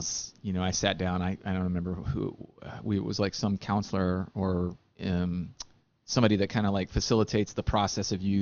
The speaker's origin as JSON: {"language": "English", "town": "San Antonio", "region": "Texas", "country": "United States", "tie": "born or raised there", "said": "Here in Texas Central, down in San Antonio."}